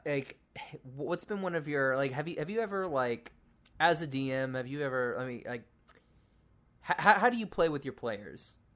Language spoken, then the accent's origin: English; Oklahoma, United States; moved away; I'm from Oklahoma where it gets below freezing.